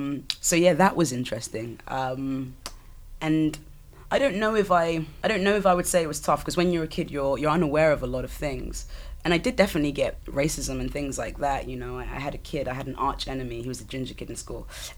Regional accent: Southampton, South East England, United Kingdom; So growing up in Southampton was, you know, when you've only known a certain thing, I guess it was kind of normal to me.

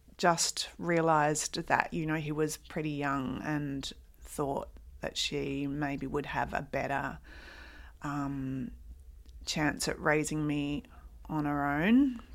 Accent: Adelaide, South Australia, Australia; born there; I was born in Adelaide.

